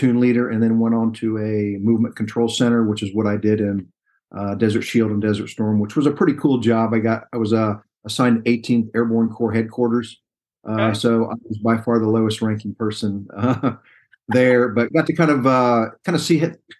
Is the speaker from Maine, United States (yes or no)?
no; Dayton, Ohio, United States; moved away as an adult; also born or lived in Fayetteville, North Carolina; Grew up in Dayton, Ohio